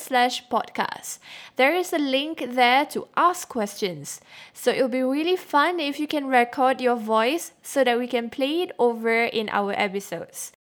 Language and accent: English; Singapore; I've learned growing up in Singapore